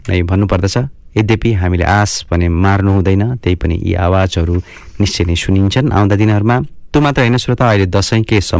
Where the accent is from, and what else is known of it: Nepal; moved away; also born or lived in Canterbury